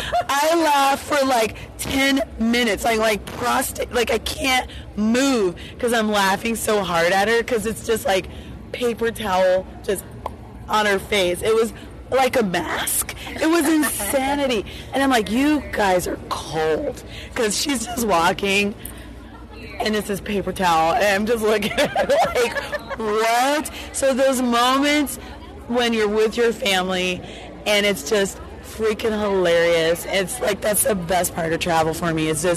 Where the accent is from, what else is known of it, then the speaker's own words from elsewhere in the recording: Colorado, United States; We're from Colorado.